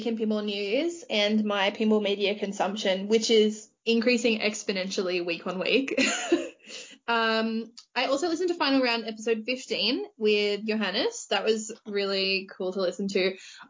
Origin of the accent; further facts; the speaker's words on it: Australia; accent: bogan Aussie; I would like to be associated with T2 based on my accent, but the best I'm probably going to get is, like, I don't know, what's a bogan Aussie that you can relate me to?